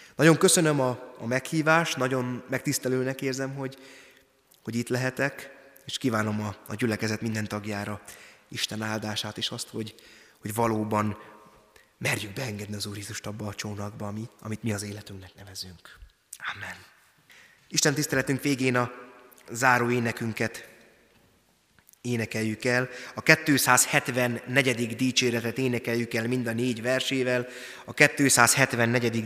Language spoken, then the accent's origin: Hungarian; Tiszabecs, Szabolcs-Szatmár-Bereg, Hungary; moved away as an adult; now in Jánoshalma, Hungary; Tiszabecsen nőttem föl, Szatmárban, kelet-magyarországi származású vagyok.